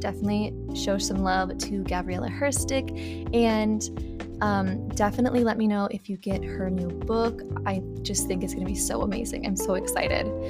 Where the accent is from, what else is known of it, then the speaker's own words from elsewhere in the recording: Kansas City, Missouri, United States; I'm from Missouri, originally Kansas City